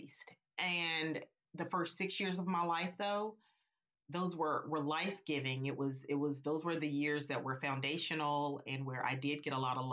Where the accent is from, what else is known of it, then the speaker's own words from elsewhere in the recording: Little Rock, Arkansas, United States; now in North Carolina, United States; I grew up in Arkansas, and I now reside